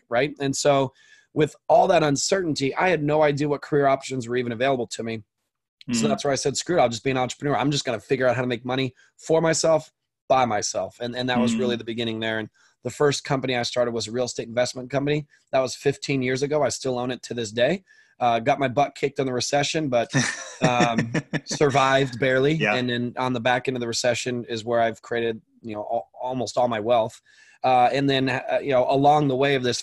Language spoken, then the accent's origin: English; Orange County, Southern California, United States; I grew up in Southern California in Orange County, which is where I live currently